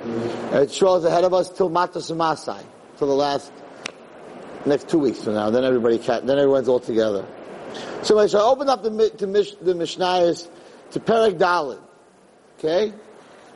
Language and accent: English; United States; I'm an American